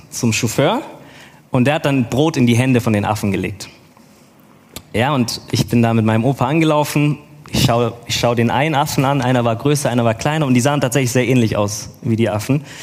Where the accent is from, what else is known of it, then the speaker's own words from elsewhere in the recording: Stuttgart, Baden-Württemberg, Germany; Nee, ich bin in Stuttgart geboren und aufgewachsen, gebürtiger Stuttgarter.